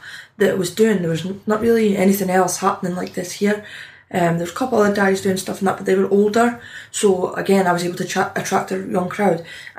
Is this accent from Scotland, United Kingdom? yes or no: yes; Dundee, Scotland, United Kingdom; accent: Scottish; Dundee, in my hometown.